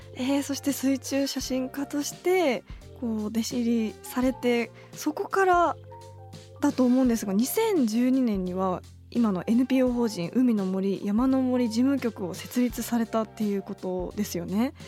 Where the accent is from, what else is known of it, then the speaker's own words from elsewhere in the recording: Tokyo, Japan; 東京生まれ東京育ちなので